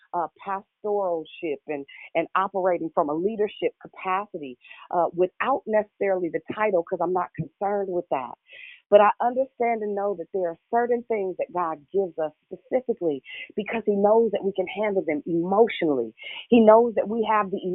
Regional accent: Richmond, Virginia, United States; I'm from Richmond, Southside

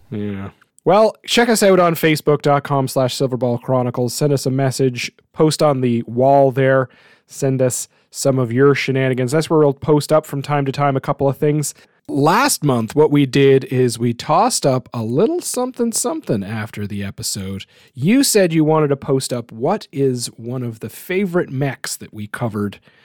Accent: New Brunswick, Canada; my hometown.

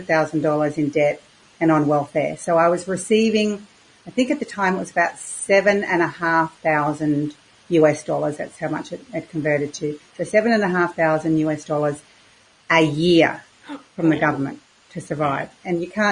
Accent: Queensland, Australia; also born or lived in Victoria, Australia; I moved from Queensland, or Australia's most southern state, which is Victoria, which was very cold. And my parents decided we would move to Queensland, the most northern state. And I went to school.

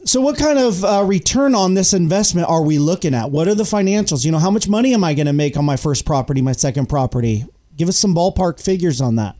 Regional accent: Yuba City, California, United States; I grew up in Yuba City, right across the bridge from Marysville

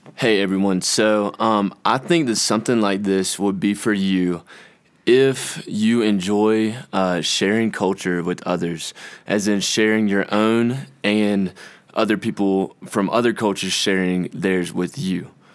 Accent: Conway, South Carolina, United States; I'm from Conway, South Carolina.

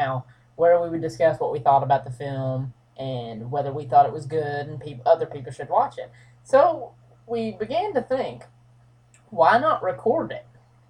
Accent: Breckinridge County, Kentucky, United States; I am from the small town of Breckinridge County. It's so small we don't even say the town. We just say the county here.

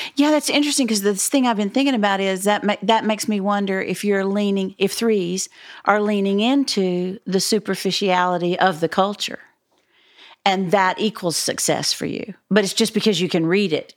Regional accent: Dallas, Texas, United States; I'm from Dallas.

